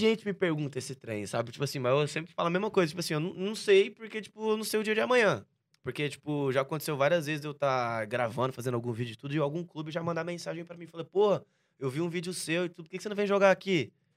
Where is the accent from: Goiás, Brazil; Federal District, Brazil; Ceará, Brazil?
Goiás, Brazil; Goiânia; now in São Paulo, Brazil; nasci em Goiânia, uhum. dia 2 de junho de 1998